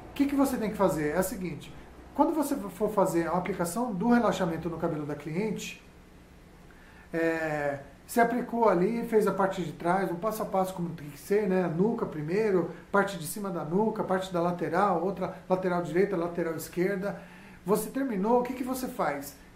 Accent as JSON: {"language": "Portuguese", "region": "São Paulo", "country": "Brazil", "said": "sou aqui de São Paulo, trabalho e moro aqui, né, em São Paulo"}